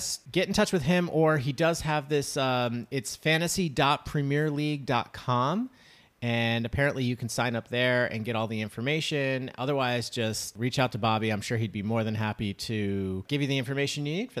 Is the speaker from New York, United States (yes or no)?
yes; New York, United States; we're from New York